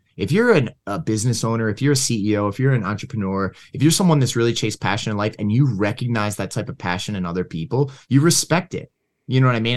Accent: Levittown, Pennsylvania, United States; also born or lived in Philadelphia, Pennsylvania; now in Michigan, United States; grew up in a place called Levittown, Levittown and Langhorne.

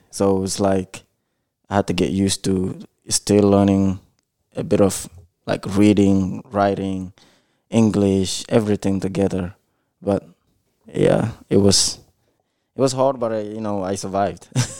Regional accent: United States; It's pretty much after I seen a lot of things in growing up in the United States

